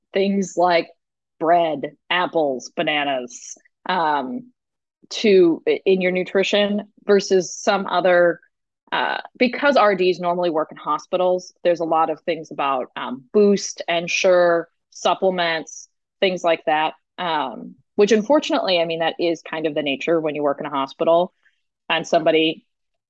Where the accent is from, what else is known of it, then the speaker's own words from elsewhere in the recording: Chicago, Illinois, United States; moved away as an adult; also born or lived in Seattle; That's when I moved out to Seattle. I'm from Chicago.